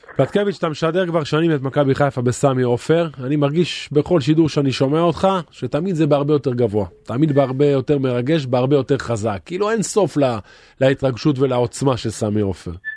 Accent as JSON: {"language": "Hebrew", "town": "Haifa", "region": "Haifa District", "country": "Israel", "tie": "born or raised there", "said": "אני גדלתי בקריית אליעזר"}